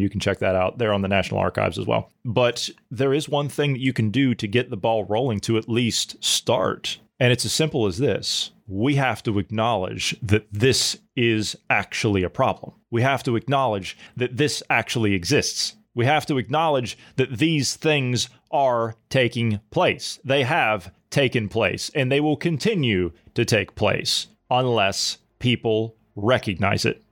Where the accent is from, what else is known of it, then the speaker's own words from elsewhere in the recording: United States; as an American